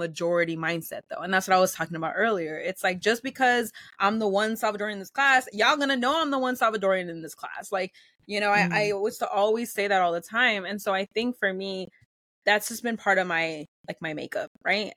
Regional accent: Los Angeles, California, United States; first language Spanish; English is a second language; also born or lived in Pasadena; being in LA and being in Los Angeles and growing up in California

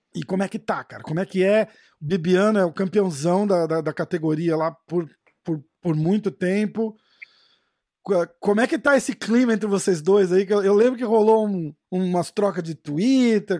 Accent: Brazil; now in New York, United States; eu falo inglês com sotaque, porra, sou brasileiro

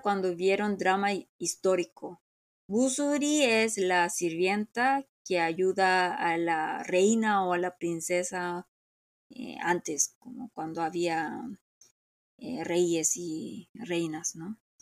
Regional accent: Seoul, South Korea; Spanish is a second language; moved away; Yo como soy de Seúl, siempre tengo que como regresar a Seúl

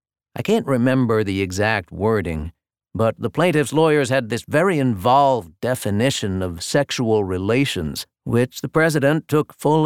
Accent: Louisiana, United States; Maybe it's just growing up in Louisiana, or maybe it's just my kind of view of the world

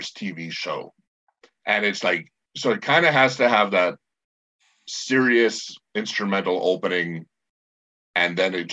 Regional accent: Canada; it's usually political and I'm Canadian. I don't understand American politics

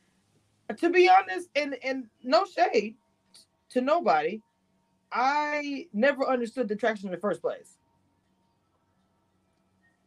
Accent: Louisiana / Texas, United States; I'm from the boot. Yeah, I'm from Louisiana and slash Texas, whatever. I'm from the South.

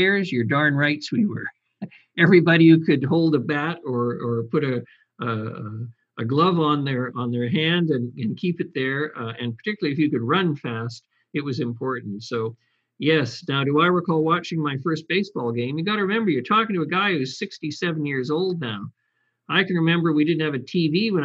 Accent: Coombs, British Columbia, Canada; where I was raised in Coombs

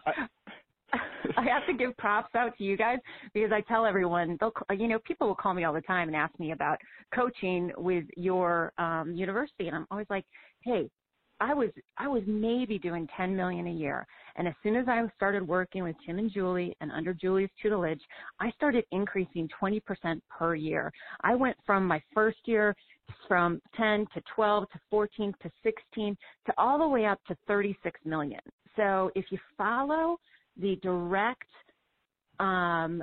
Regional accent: Madison, Wisconsin, United States; I grew up in Wisconsin, grew up in this business

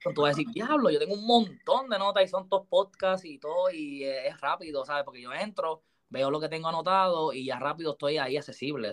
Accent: Aguas Buenas, Puerto Rico; also born or lived in Caguas, Puerto Rico; yo soy de Agua Buena, pues ya soy de Agua Buena, Agua Buena, Cagua, porque me crié Agua Buena, pero también Cagua

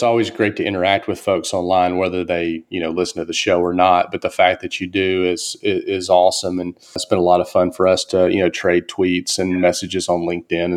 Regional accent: Mississippi, United States; I grew up in Mississippi

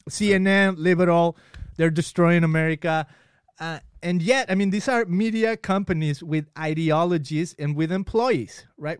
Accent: Guadalajara, Jalisco, Mexico; moved away; when I was in Mexico, I grew up in Guadalajara

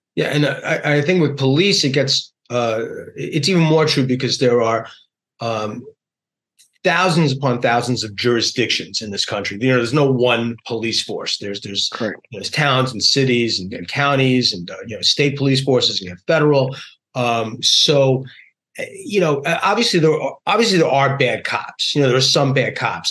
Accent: New York, United States; my beloved hometown, New York

